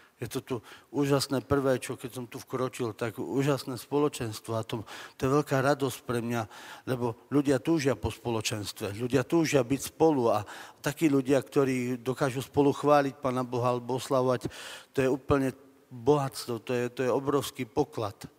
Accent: Orava, Žilina Region, Slovakia; Pochádzam z Oravy

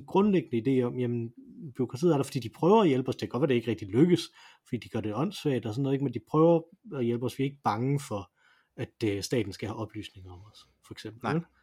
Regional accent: Denmark; som dansker

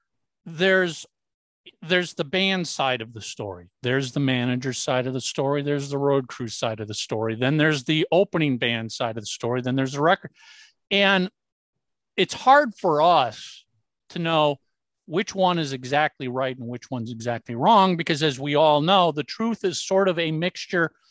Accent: Midwest, United States; we grew up in the Midwest

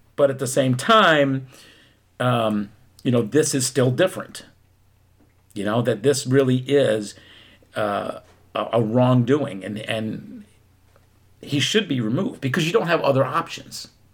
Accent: Philadelphia, Pennsylvania, United States; I was born in Philadelphia.

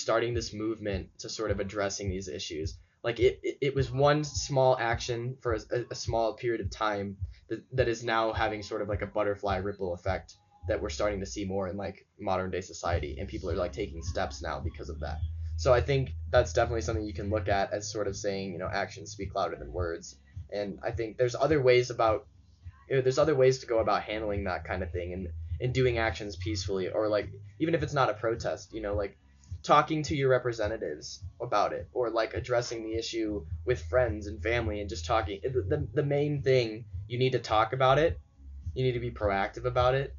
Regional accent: St. Louis, Missouri, United States; I'm from St. Louis

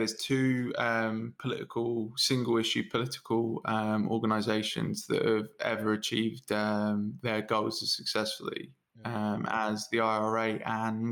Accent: England, United Kingdom; we're all English now because I was born here and everyone else was as well. But like, my grandmother and my grandfather on my mum's side are both Irish.

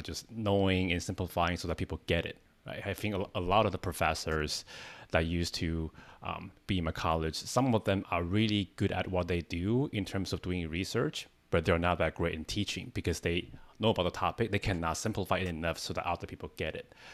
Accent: Taiwan; English is a second language; moved away as an adult; now in United States; I'm not a native speaker. I came from Taiwan. I came to the States 10 years ago

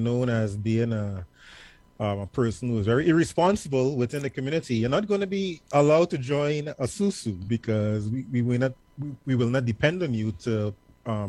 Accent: Point Fortin, Trinidad & Tobago; now in Georgia, United States; a very big part of my culture growing up in Point Fortin, Trinidad and Tobago

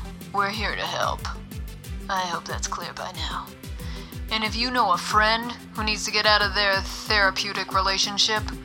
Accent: Pittsburgh, Pennsylvania, United States; accent: Pittsburghese; my hometown of Pittsburgh, Pennsylvania

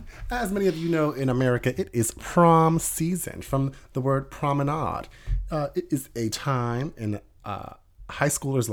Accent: Philadelphia, Pennsylvania, United States; we're from Philadelphia.

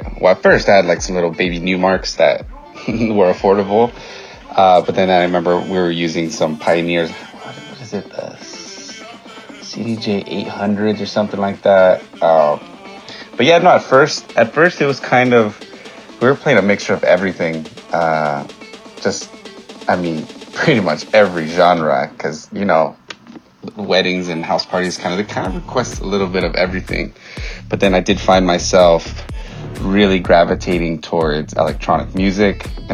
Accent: Fontana, California, United States; I grew up in Fontana

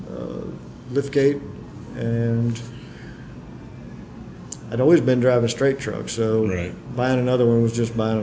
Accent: Birmingham, Alabama, United States; also born or lived in St. Louis, Missouri / Billingsley, Alabama; Originally born St. Louis, Missouri. Grew up in Alabama, though

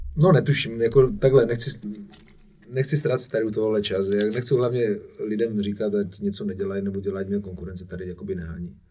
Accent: Czechia; also born or lived in Ibiza; super český DJ

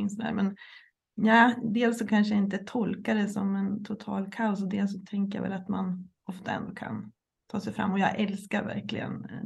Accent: Umeå, Västerbotten County, Sweden; also born or lived in Gävle; jag är uppväxt i Umeå och Gävle så att jag tycker att jag hade ju mycket snöiga vintrar liksom när jag växte upp

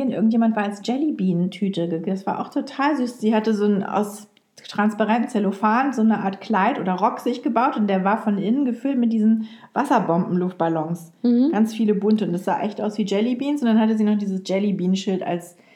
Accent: Lower Saxony, Germany; Anna hat mich nämlich eingeladen zu einer Karnevalsfeier und ich als Ostfriesin.

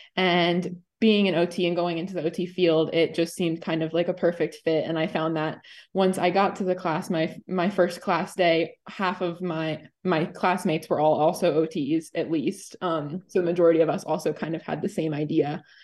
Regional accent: Hershey, Pennsylvania, United States; I am from Hershey

